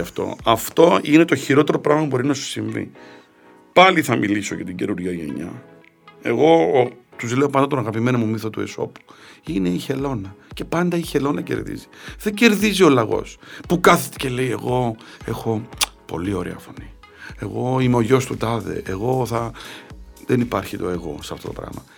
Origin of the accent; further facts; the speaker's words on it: Cyprus; now in Greece; Εμείς στην Κύπρο κοτόπουλο πατάτες